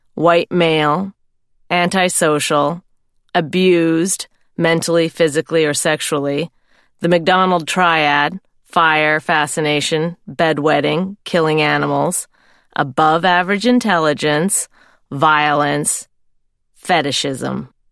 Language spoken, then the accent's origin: English; Canada; I'm Canadian. I come from a nice farming family.